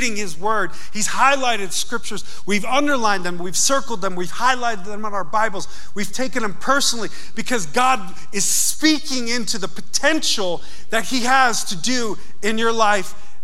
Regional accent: Yonkers, New York, United States; I grew up in Yonkers, New York.

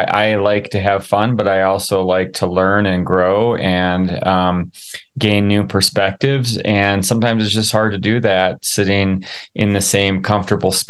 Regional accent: Midwest, United States; growing up in the Midwest

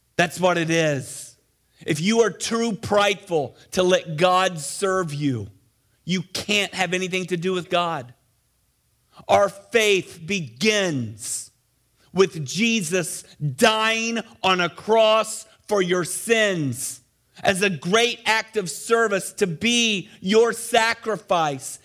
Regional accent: Missouri, United States; moved away; also born or lived in Ohio; I grew up in Missouri

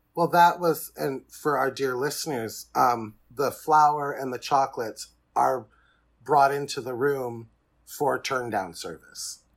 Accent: Fort Wayne, Indiana, United States; I am from Fort Wayne, Indiana

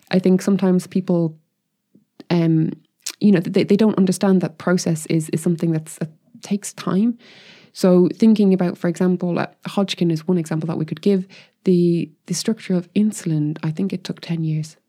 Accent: Ireland; I'm Irish as well

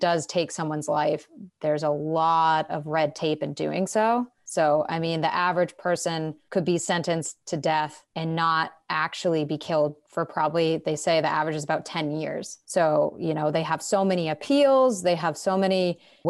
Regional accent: Massachusetts, United States; I come from Massachusetts, which is a blue state

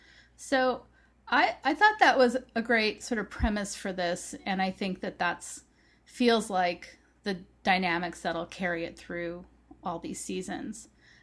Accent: Canada; I am from Canada. I grew up looking at the Queen's face on the money that we used.

